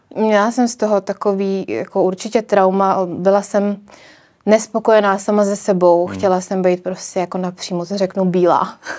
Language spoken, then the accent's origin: Czech; Czechia; já si přijdu spíš víc jako Češka